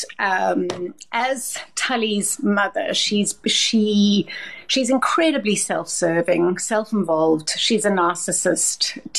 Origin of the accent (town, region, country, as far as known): South Africa; also born or lived in Johannesburg / London; now in Cape Town, South Africa